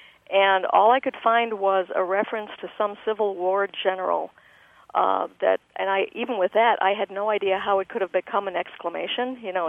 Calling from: Grayslake, Illinois, United States; I'm calling from Grays Lake.

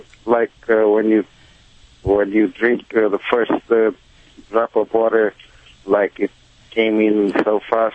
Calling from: Los Angeles, California, United States; I'm calling from Reseda, North Hills, actually.

